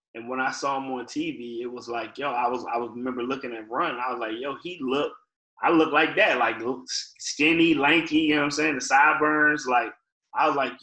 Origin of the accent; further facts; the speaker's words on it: Fayetteville, North Carolina, United States; moved away; also born or lived in Richmond, Virginia; From Fayetteville, my whole childhood was spent in Fayetteville